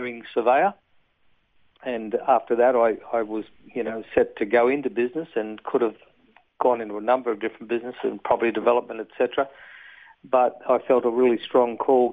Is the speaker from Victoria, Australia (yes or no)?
no; Gosford, New South Wales, Australia; also born or lived in Bathurst, New South Wales; I was born in New South Wales at Bathurst. Parents had a dairy farm down there back in the early 50s, and raised in that area, and then on the central coast of New South Wales, Gosford area. I went to school